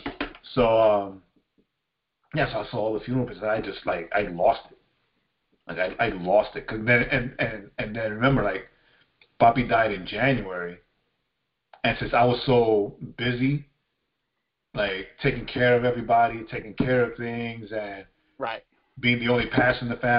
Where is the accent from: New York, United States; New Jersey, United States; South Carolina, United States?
New York, United States; New York City; Because again, like we're all from Far Rockaway, right?